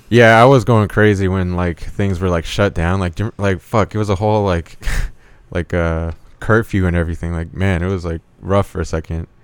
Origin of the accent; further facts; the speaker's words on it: Indio, California, United States; moved away as an adult; also born or lived in Lake Havasu, Arizona; now in Phoenix, United States; I was raised in Indio, California